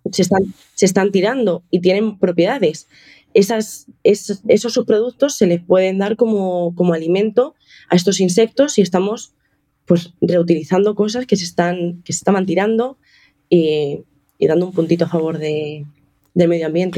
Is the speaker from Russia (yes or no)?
no; Toledo, Castilla-La Mancha, Spain; moved away as an adult; also born or lived in Seville; now in Madrid, Spain; Yo estaba en Sevilla en ese momento, pero soy de Toledo